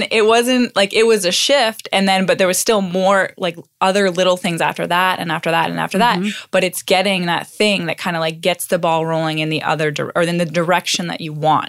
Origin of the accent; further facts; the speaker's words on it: Canada; talking to another Canadian, and we were both the ones both standing by the heater. And I'm like, we're the Canadian.